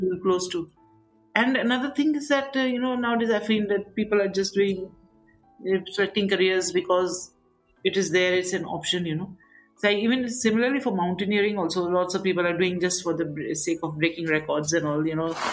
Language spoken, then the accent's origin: English; Darjeeling, West Bengal, India; moved away; growing up in Darjeeling